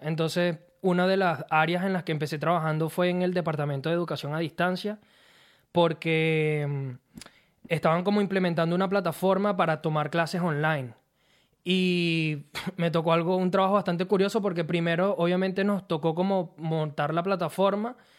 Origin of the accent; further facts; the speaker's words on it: Turmero, Aragua, Venezuela; moved away as an adult; also born or lived in La Victoria, Venezuela / Mexico / Maracay, Venezuela; now in Australia; yo nací en La Victoria, mm. soy victoriano, ahí estuve mis primeros años, pero nosotros nos mudamos desde que yo era un bebé a San Joaquín de Turmero y ahí fue donde viví la mayor parte de mi vida